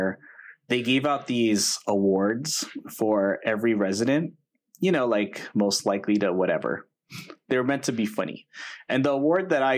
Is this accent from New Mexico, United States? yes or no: no; Los Angeles, California, United States; I grew up in Eagle Rock, which is in Northeast Los Angeles, kindergarten through eighth grade